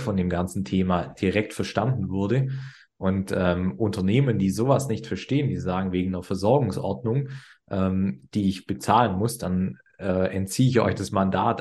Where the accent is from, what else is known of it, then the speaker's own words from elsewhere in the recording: Swabia, Germany; wir kommen aus dem Schwabenland